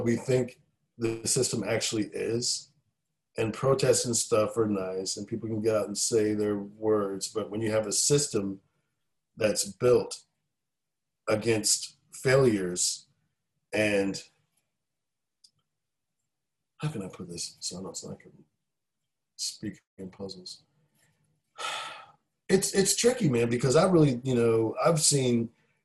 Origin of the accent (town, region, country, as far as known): Raleigh, North Carolina, United States; born or raised there; moved away as an adult; also born or lived in Philadelphia, Pennsylvania / San Francisco; now in Nashville, United States